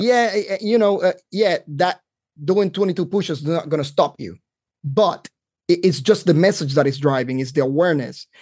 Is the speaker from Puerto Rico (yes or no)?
yes; Carolina, Puerto Rico; moved away as an adult; now in North Carolina, United States; I grew up in Puerto Rico, uh, that's where I lived all my life until I joined the Army.